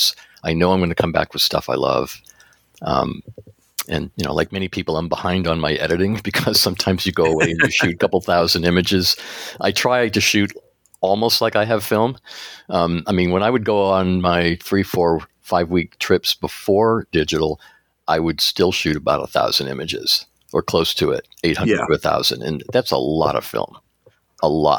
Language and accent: English; East Coast, United States; now in Seattle, United States; I've experienced fog growing up in the East Coast near where you live, and going to the coast in Cape Cod